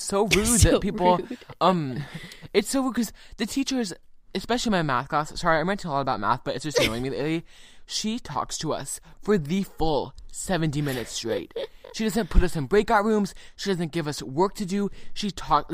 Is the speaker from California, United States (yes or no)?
yes; California, United States; I am a Californian